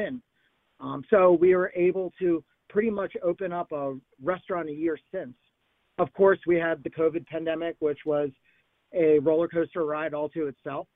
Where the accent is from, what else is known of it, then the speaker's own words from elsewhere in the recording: Philadelphia, Pennsylvania, United States; also born or lived in New York; I grew up in the Philadelphia area